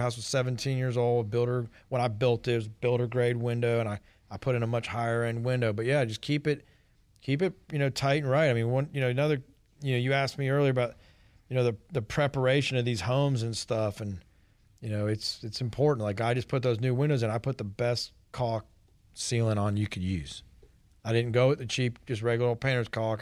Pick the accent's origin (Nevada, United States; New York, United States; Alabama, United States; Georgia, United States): Georgia, United States; East Cobb; I grew up in East Cobb